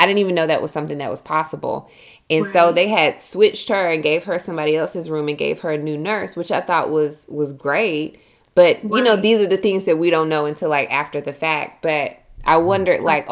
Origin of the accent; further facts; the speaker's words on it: Milledgeville, Georgia, United States; also born or lived in Atlanta, Georgia; I'm from Millersville